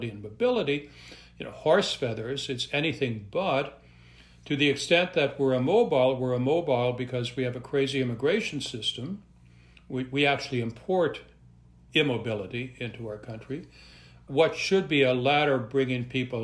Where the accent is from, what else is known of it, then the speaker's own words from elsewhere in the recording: Montreal, Quebec, Canada; also born or lived in Western Canada; now in United States; I'm originally from Montreal